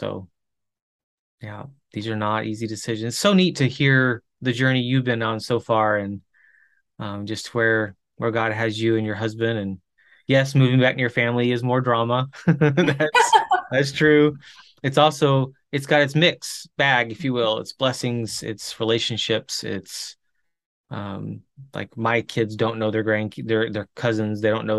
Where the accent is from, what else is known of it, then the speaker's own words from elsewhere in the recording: Chile; I grew up in Chile, missionary kid in Chile